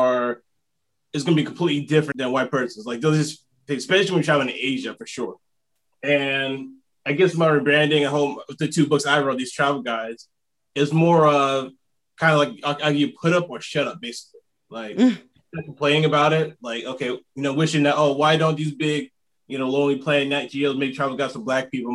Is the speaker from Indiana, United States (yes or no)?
no; South Carolina, United States; moved away as an adult; also born or lived in South Korea; I'm from South Carolina